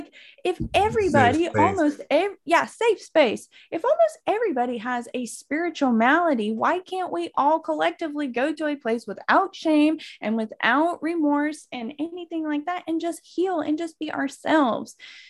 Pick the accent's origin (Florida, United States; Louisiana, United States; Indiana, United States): Florida, United States; Macclenny; I am from McClenny, Florida, which is near Jacksonville, like the Jacksonville Jaguars.